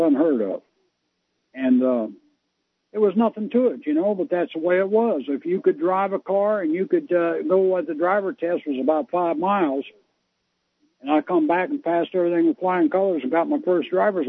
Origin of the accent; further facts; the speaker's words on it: Tampa, Florida, United States; now in North Florida, United States; I'm from Tampa Bay area. I live in North Florida now.